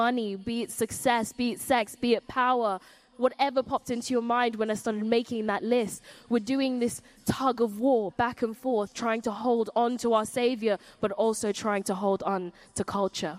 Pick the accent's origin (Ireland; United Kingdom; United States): United Kingdom; Surrey, South East England; I grew up in Surrey, and there weren't many people who looked like me in Surrey.